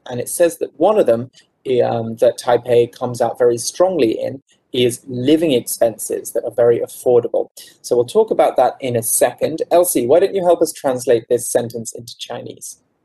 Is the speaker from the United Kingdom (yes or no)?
yes; United Kingdom; moved away as an adult; now in Taiwan; I'm from the UK, I'm not from London. So I'm not mm-hmm. from the big, the biggest city in the UK